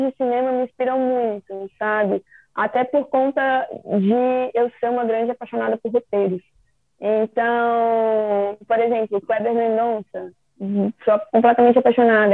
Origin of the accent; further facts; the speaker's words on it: Minas Gerais, Brazil; Eu sou de Minas